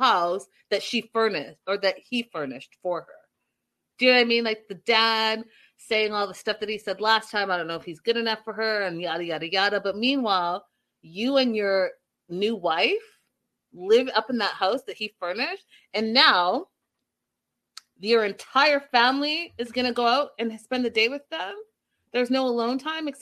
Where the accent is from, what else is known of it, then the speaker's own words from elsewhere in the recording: Canada; moved away; also born or lived in United States; as a child growing up in Canada, we did do cow tipping